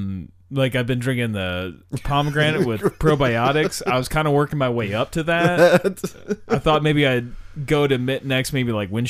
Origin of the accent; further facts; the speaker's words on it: New York, United States; I am from New York.